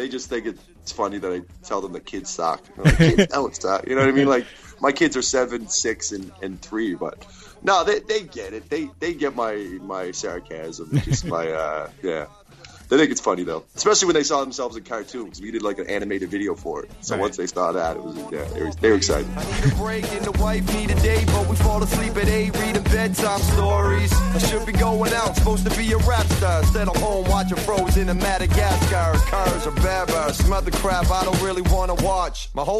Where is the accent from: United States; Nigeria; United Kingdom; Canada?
Canada; British Columbia; I'm from Vancouver Island, and I work up in the Alberta oil sands.